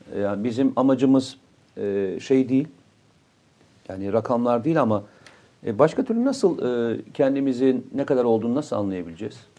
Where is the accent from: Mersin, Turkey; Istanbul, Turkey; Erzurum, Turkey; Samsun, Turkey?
Samsun, Turkey; moved away; memleketim olması hasabiyle